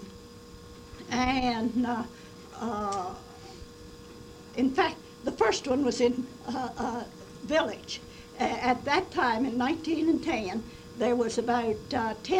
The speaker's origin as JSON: {"language": "English", "region": "West Virginia", "country": "United States", "tie": "born or raised there", "said": "I was born in May the 1st, 1910, in a little log cabin in the hills of West Virginia."}